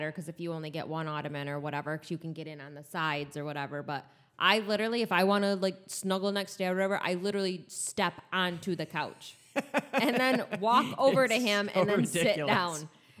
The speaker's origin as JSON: {"language": "English", "town": "Grand Rapids", "region": "Michigan", "country": "United States", "tie": "born there"}